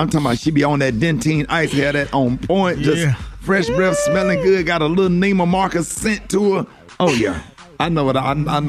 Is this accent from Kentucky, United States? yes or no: no; Birmingham, Alabama, United States; you know I'm from Birmingham, Alabama